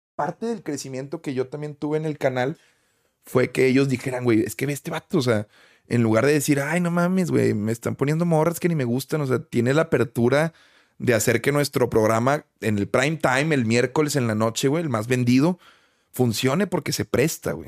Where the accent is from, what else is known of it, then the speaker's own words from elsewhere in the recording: Monterrey, Nuevo León, Mexico; Nuevo León, carnal, que es de donde soy, de Monterrey.